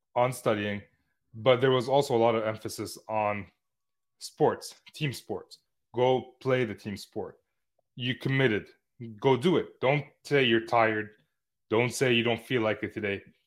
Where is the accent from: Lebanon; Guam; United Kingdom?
Lebanon; moved away; my hometown in Lebanon